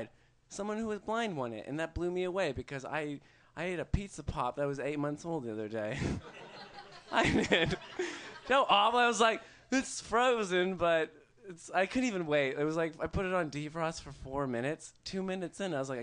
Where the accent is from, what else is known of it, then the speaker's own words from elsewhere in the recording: Calgary, Alberta, Canada; I'm from Calgary